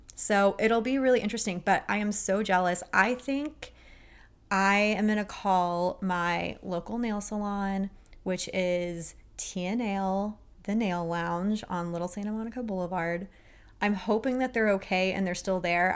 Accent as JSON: {"language": "English", "region": "Texas", "country": "United States", "said": "I'm a girl from Texas"}